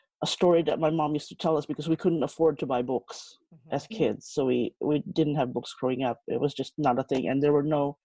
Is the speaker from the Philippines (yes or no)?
yes; Philippines; now in Sydney, Australia; I grew up in the Philippines.